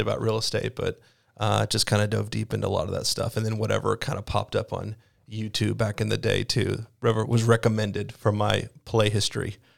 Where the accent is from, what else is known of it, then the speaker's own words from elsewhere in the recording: Mississippi, United States; moved away as an adult; also born or lived in Tennessee; now in Iowa, United States; I'm from Mississippi